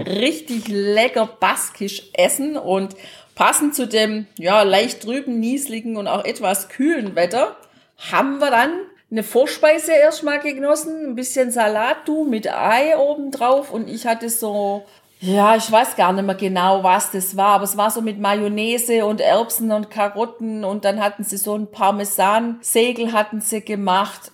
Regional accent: Germany; wir kommen aus Deutschland

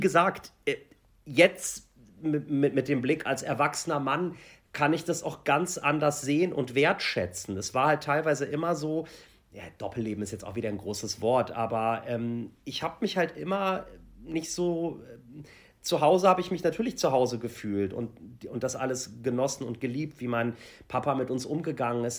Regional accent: Germany; ich bin halt ähm, hier aufgewachsen in Deutschland.

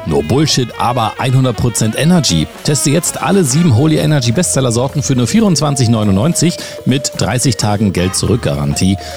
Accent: Berlin, Germany; Wir kommen beide aus Berlin

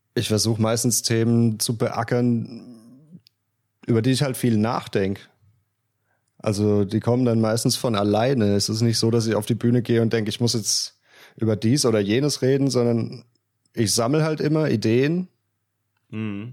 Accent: Östringen, Baden-Württemberg, Germany; accent: South German dialect; in Östringen, in Estringe

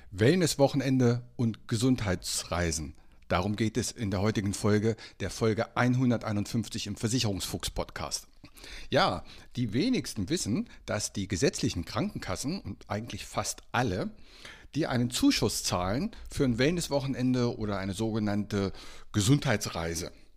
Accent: Bad Homburg, Hesse, Germany; moved away; nach Bad Homburg, also meine alte Heimat, Hessen

